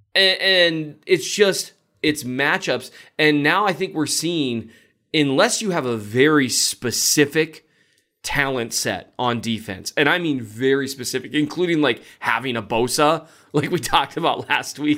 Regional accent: Minnesota, United States; I'm from Minnesota

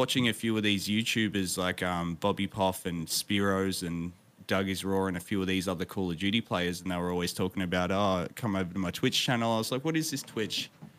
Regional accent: Victoria, Australia; I grew up in the town that I'm in now. So this is about an hour and a half drive southeast of Melbourne.

